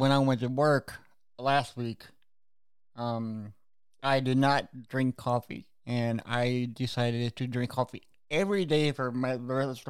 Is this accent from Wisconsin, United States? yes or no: no; Austin, Texas, United States; born there; And then here we are doing bands from Texas, which is the state that I'm from. I was born in Austin, Texas.